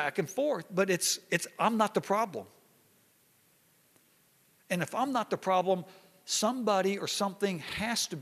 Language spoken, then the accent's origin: English; Hot Springs, Arkansas, United States; me growing up in Hot Springs, Arkansas